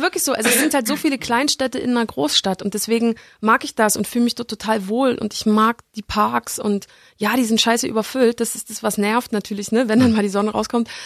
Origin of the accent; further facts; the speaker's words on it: East Germany, Germany; ich sehe mich genauso als Ossi